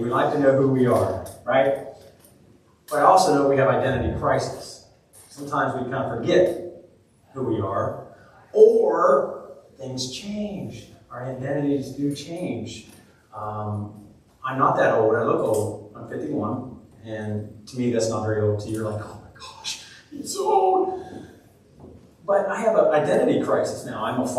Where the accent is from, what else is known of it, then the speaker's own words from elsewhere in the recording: Seymour, Tennessee, United States; I'm from Seymour, Tennessee. I live on Bluff Mountain, Rough Grass Road way.